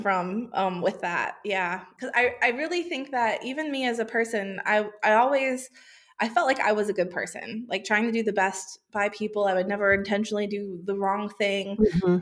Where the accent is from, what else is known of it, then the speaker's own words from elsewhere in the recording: United States; moved away as an adult; now in Australia; I grew up in the USA, which, if my accent hadn't given it away yet, that is where I was born